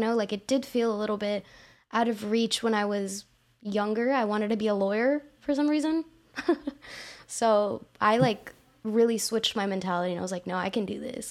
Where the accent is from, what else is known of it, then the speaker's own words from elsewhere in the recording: Houston, Texas, United States; I was born in Houston, you know, H-Town